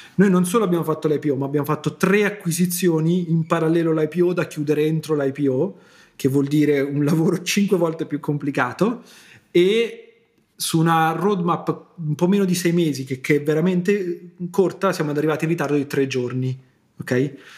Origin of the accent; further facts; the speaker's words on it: Italy; come italiani